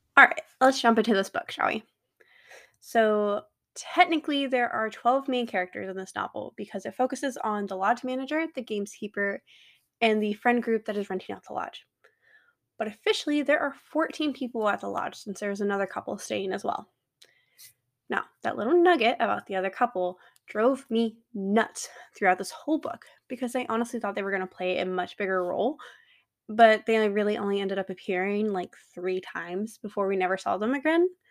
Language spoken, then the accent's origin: English; North Carolina, United States; also born or lived in Flagstaff, Arizona / Colorado / Denver; now in Phoenix, United States; Growing up in North Carolina